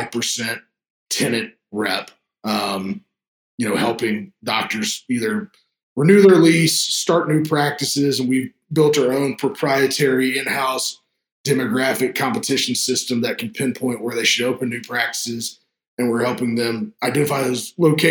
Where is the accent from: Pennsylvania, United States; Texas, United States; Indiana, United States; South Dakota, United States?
Texas, United States; I live here in Austin, Texas, born and raised in Texas